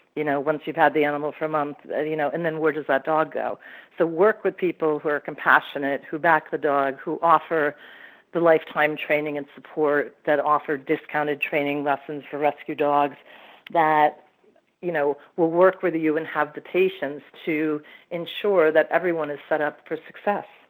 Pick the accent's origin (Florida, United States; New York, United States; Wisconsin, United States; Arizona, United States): New York, United States; Hyde Park; moved away; Hyde Park, New York, is my hometown, so I'm looking to go back